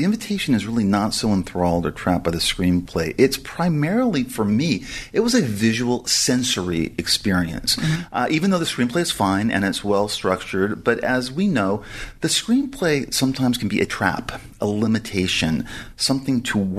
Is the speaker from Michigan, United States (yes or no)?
no; Los Angeles, California, United States; someone growing up around Hollywood